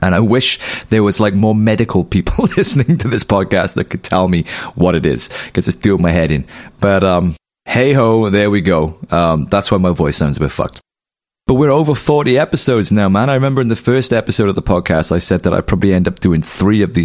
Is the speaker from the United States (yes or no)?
no; Pontypool, Wales, United Kingdom; where I was raised in Pontypool